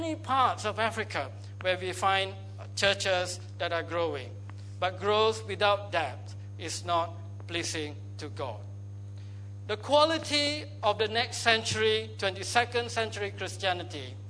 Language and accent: English; Malaysia; I grew up in Malaysia